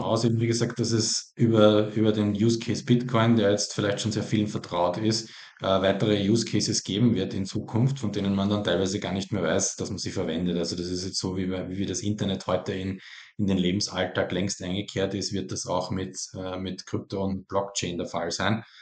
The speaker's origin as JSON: {"language": "German", "country": "Austria", "said": "Ich bin selber Österreicher"}